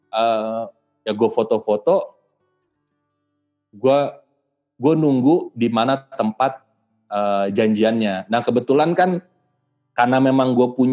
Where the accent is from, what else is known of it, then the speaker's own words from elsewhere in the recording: Indonesia; saya dari Indonesia